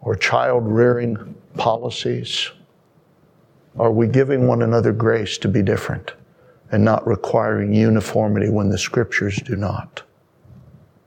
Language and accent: English; United States; as an American